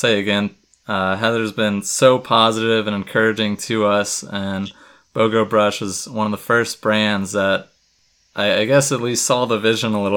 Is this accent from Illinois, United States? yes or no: no; Gainesville, Florida, United States; I grew up in Gainesville, Florida, running barefoot in the creeks